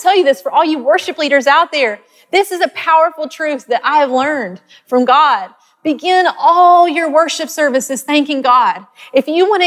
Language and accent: English; Arkansas, United States; accent: country; moved away as an adult; also born or lived in Texas; I grew up in Arkansas, and we lived by this peach orchard